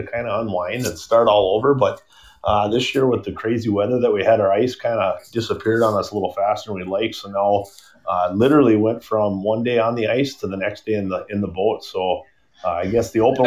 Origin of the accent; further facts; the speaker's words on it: Bismarck, North Dakota, United States; as a kid growing up in North Dakota, you know, Bismarck, North Dakota